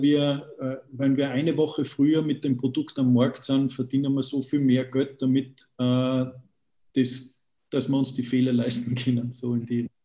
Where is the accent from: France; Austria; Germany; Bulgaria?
Austria; mich als, als Österreicher